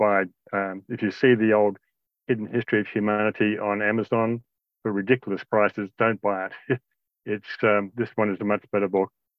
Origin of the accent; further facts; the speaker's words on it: Australia; also born or lived in Indonesia; I grew up in Australia and Indonesia